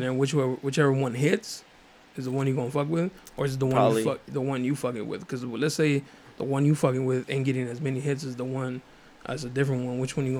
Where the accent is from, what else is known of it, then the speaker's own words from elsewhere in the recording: National City, California, United States; I'm from National City, too, right there on Plaza and Euclid.